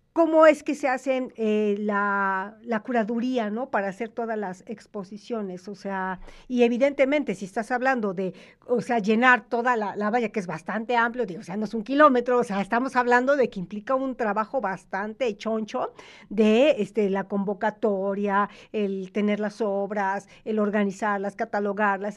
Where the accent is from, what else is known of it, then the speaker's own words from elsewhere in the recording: Mexico; como sociedad mexicana